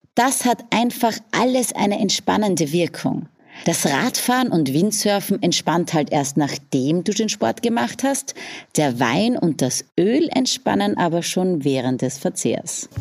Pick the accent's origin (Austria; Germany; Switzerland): Austria; Österreich ist meine Heimat